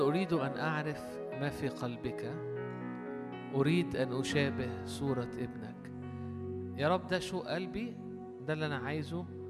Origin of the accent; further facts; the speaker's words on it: Alexandria, Alexandria Governorate, Egypt; احنا عندنا في اسكندرية